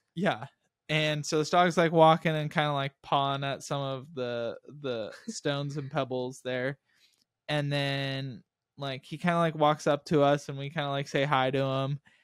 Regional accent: Texas, United States; we were from America and then from Texas

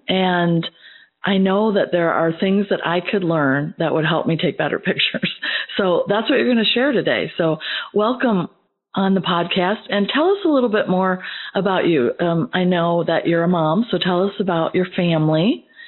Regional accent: Midwest, United States; now in Georgia, United States; as a Midwesterner myself

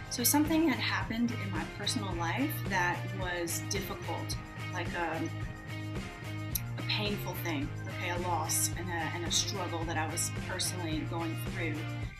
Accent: the South, United States; And when people would find out that I was from the South, they'd immediately, you know, think that I knew all of these country artists, which I don't.

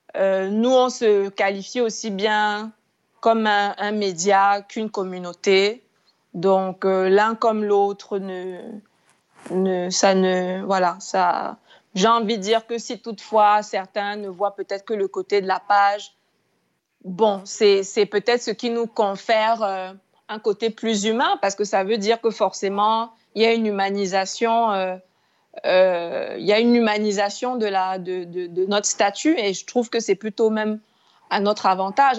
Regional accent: Cameroon; je suis Camerounais

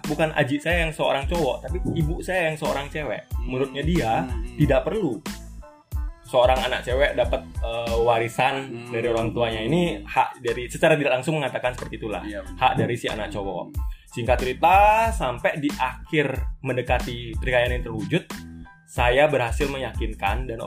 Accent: Denpasar, Bali, Indonesia; moved away as an adult; Dari dulu kebetulan saya memang besar di Denpasar, dewasanya di luar Bali.

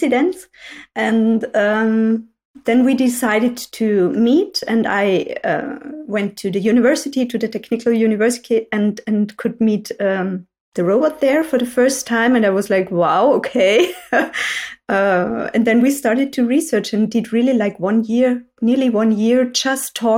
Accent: Salzburg countryside, Austria; moved away as an adult; now in Vienna, Austria; I'm from the countryside, so not from a city. So I was born in Salzburg on the countryside

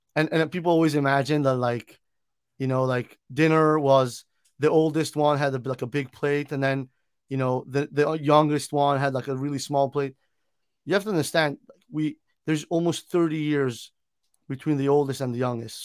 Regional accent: Milan, Lombardy, Italy; now in United States; I am originally from Milan, Italy, born and raised in Italy

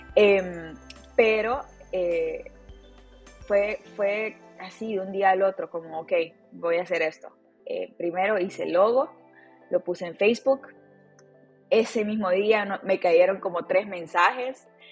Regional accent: Tegucigalpa, Francisco Morazán, Honduras; Nací en Tegucigalpa, Honduras y estudié em, en, la, Universidad de Unitec, en Tegucigalpa

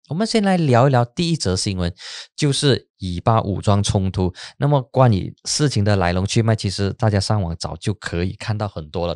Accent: Penang, Malaysia; 我的老家槟城

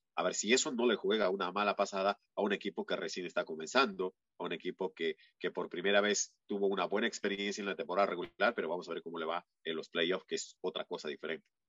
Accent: Peru; moved away; en mi país, en Perú

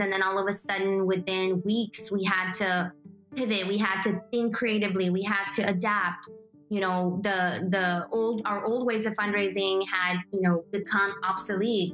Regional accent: McAllen, Texas, United States; also born or lived in Guadalajara, Mexico / Pharr, Texas / Edinburg, Texas / Mission, Texas; So I was born in Guadalajara, Mexico. And I was raised here in the Rio Grande Valley in McAllen, Texas

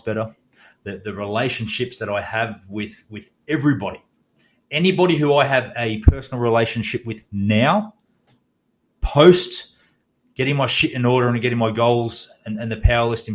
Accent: Australia; also born or lived in Townsville, Queensland; as an Australian

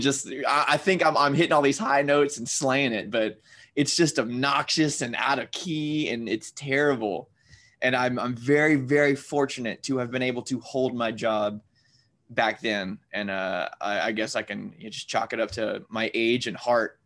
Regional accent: Louisiana, United States; I'm in Louisiana right now.

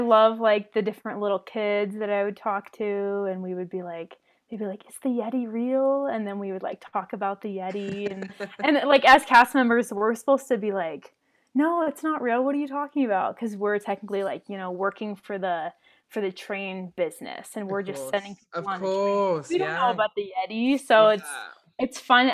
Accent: Washington, United States; moved away as an adult; also born or lived in Minnesota / Orlando, Florida; I'm originally from Washington State

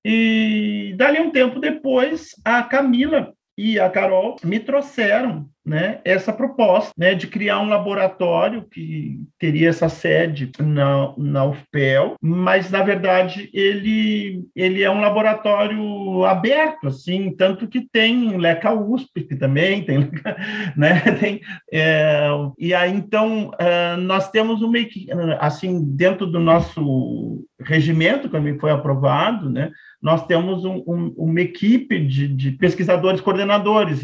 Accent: Porto Alegre, Rio Grande do Sul, Brazil; also born or lived in Pelotas; eu sou de Porto Alegre

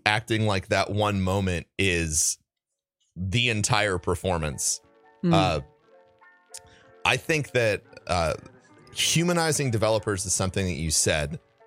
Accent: Midwest, United States; also born or lived in St. Louis; Culturally, I'm an American. I'm from the Midwest.

